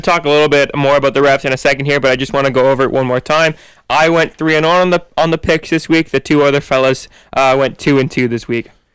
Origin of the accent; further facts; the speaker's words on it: Canada; we're all Canadians here